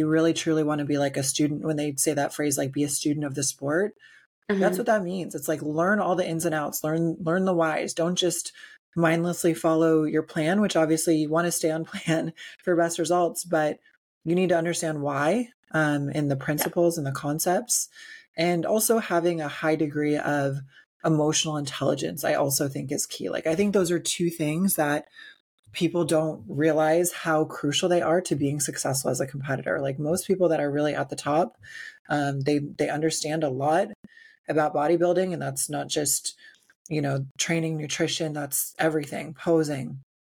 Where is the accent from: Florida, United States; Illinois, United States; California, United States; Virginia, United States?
Illinois, United States; I grew up in Illinois back in the late 90s